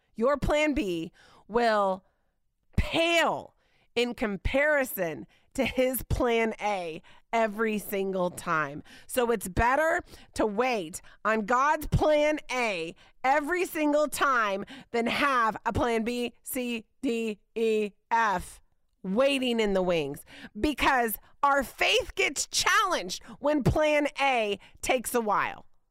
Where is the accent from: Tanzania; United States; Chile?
United States; Indiana; moved away; I grew up in Indiana